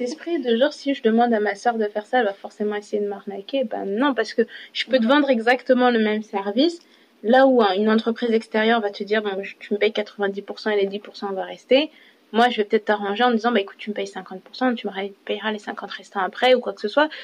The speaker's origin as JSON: {"language": "French", "country": "France", "said": "je suis française je me sens française"}